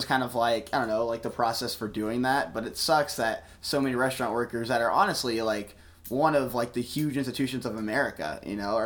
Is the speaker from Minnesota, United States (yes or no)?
no; Texas, United States; moved away as an adult; also born or lived in Houston suburbs, Texas / New Orleans, Louisiana; I was actually born and raised in Texas